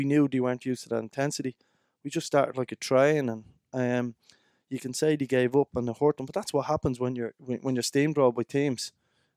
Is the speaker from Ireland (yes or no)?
yes; Dublin, Leinster, Ireland; I was brought up in Dublin